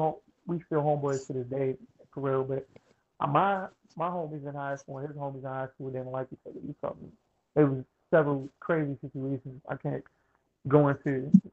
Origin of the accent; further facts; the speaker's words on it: Baltimore, Maryland, United States; Growing up in Baltimore